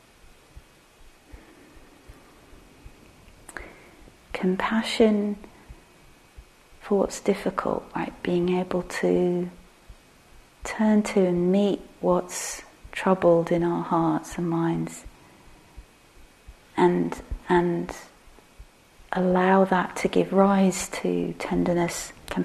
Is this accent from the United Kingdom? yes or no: yes; England, United Kingdom; we're English